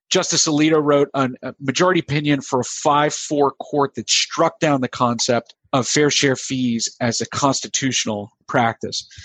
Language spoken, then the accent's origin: English; United States; also born or lived in South Carolina / Florida; now in Pennsylvania, United States; I grew up in South Carolina and Florida, where I would not have observed a lot of the problems that we've seen up here in Pennsylvania